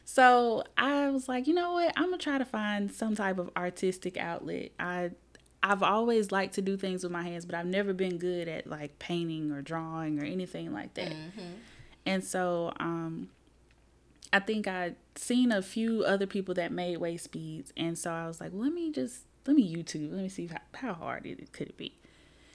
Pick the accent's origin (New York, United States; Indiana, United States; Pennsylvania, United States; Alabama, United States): Alabama, United States; Birmingham; moved away as an adult; also born or lived in Selma, Alabama; now in Huntsville, United States; I'm from Birmingham, went to Huffman High School. I'm just a regular girl from the East Side. I grew up here mostly